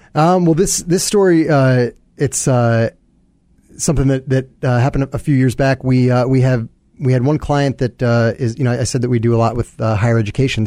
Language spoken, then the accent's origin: English; New York, United States; moved away as an adult; now in Chicago, United States; born and raised in New York, uh, came to Chicago actually for college